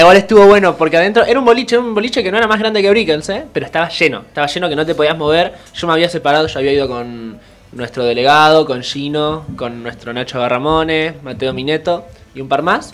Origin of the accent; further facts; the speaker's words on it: Argentina; acá en Argentina